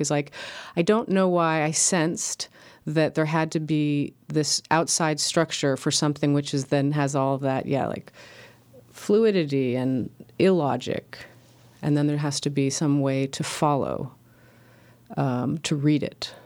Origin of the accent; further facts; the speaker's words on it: Los Angeles, California, United States; the subdivisions I grew up with in L